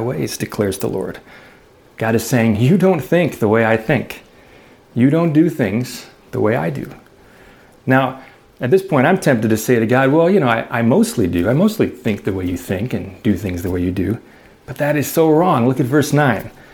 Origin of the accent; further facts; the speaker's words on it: Chicago, Illinois, United States; I grew up in Chicago